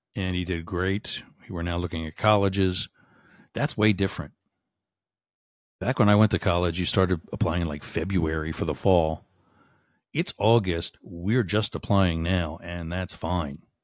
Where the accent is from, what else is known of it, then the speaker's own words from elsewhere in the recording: Boyertown, Pennsylvania, United States; my hometown, a Boyer Town, Pennsylvania